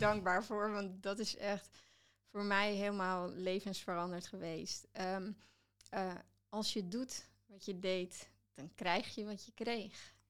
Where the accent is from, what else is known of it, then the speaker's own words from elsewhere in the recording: Netherlands; ik ben wel Nederlander